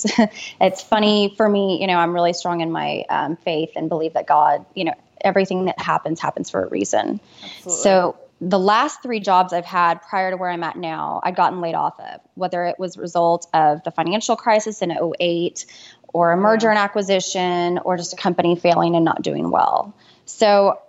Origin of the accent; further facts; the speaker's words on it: Dallas, Texas, United States; also born or lived in Austin, Texas; I'm Texas born and Texas bred. I grew up in Austin and then moved to Dallas with my family when I was 9. So I kind of consider Dallas home